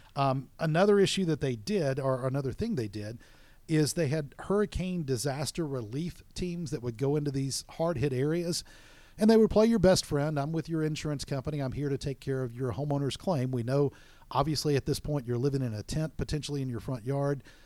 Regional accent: Florida Panhandle, United States; moved away; also born or lived in South Alabama; I'm personally from the Panhandle area of Florida and lived in South Alabama

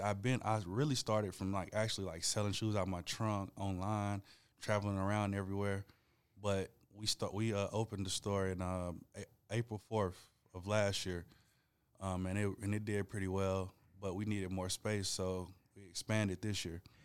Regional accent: Rome, Georgia, United States; also born or lived in Atlanta, Georgia; I was born in Atlanta, but I grew up in Rome.

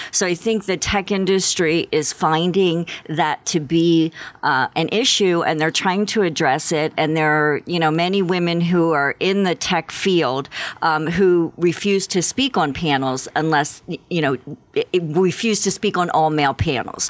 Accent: Philadelphia, Pennsylvania, United States; moved away as an adult; now in Tucson, United States; I grew up in the Philadelphia area

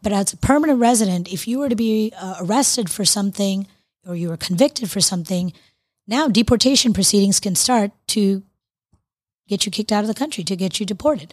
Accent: Florida, United States; moved away; I'm from Florida originally

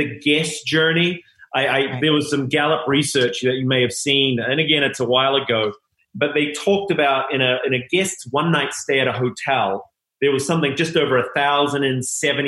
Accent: New Zealand; moved away as an adult; there'll be a little accent that'll come in and out, but I'm originally from New Zealand. Came over at 21.

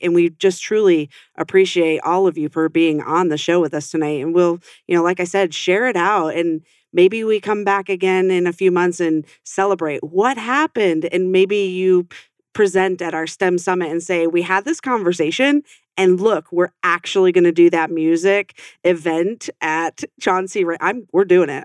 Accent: western New York, United States; now in Arizona, United States; i grew up on a farm in western new york

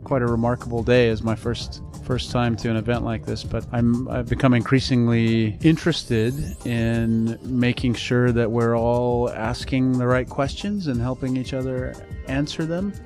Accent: Zimbabwe; moved away; also born or lived in Kampala, Uganda; I was born in Zimbabwe. I had returned back to Africa about six years ago

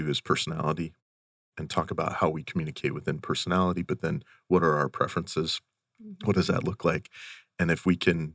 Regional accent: Western Montana, United States; as a kid, growing up in Western Montana

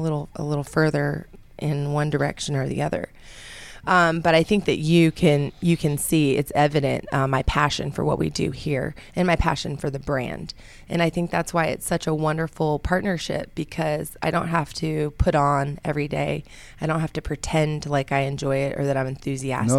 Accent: Brooks, Georgia, United States; also born or lived in Albuquerque, New Mexico; I moved to Brooks, Georgia, which is very near Peachtree City, which is also known as the Golf Cart community, and that's where I grew up.

